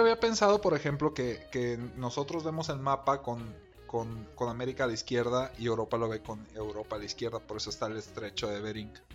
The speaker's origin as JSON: {"language": "Spanish", "country": "Mexico", "said": "somos mexicanos"}